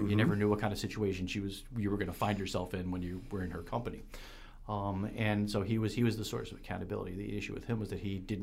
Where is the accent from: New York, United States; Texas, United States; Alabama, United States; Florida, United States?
New York, United States; I grew up in New York State